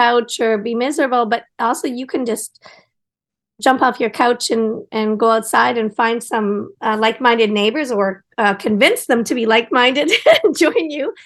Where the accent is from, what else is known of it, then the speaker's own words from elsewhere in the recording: Collingwood, Ontario, Canada; also born or lived in Ottawa / Japan; now in Toronto, Canada; I grew up in Collingwood, and my dad was mayor, actually, of Collingwood